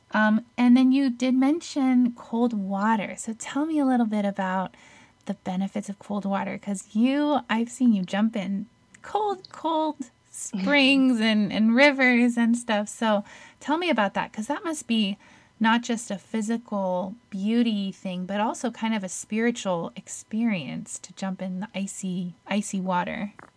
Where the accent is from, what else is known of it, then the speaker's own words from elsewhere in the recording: Netherlands; moved away; I'm from Holland